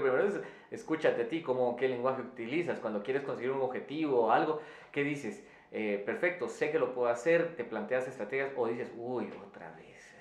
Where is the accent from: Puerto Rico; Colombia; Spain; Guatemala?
Guatemala; Quetzaltenango; en la ciudad donde yo, de donde yo vengo, en Quetzaltenango, en Guatemala